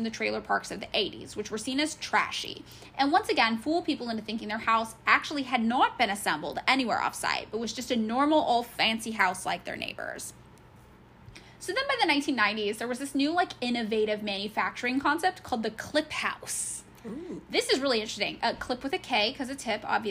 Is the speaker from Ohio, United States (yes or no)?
no; California, United States; I grew up in California.